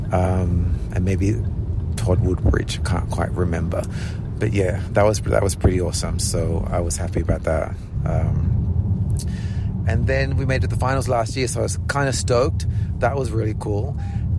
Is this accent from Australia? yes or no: yes; Australia; moved away as an adult; also born or lived in Sydney / London; I grew up in Australia